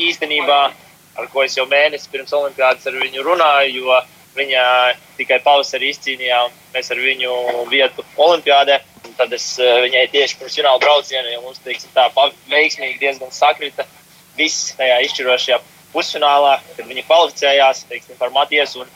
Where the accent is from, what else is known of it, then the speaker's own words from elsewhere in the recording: Ozolnieki, Ozolnieki Municipality, Latvia; Nāku no ozolniekiem.